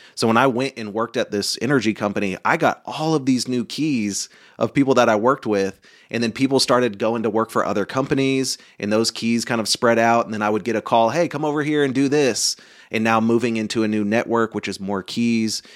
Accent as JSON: {"language": "English", "region": "Oklahoma", "country": "United States", "tie": "born or raised there", "said": "I grew up in Oklahoma and then went to college."}